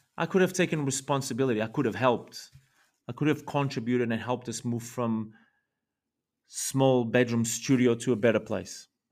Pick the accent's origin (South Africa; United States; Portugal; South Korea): Portugal; Lisbon; I was born in Portugal in nineteen eighty in Lisbon